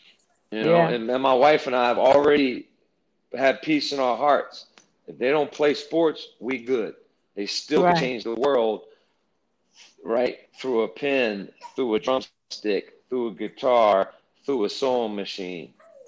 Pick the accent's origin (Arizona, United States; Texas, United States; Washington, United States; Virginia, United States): Virginia, United States; Hampton Roads; now in Florida, United States; I live in Florida now, but my roots are in Hampton Roads, Virginia.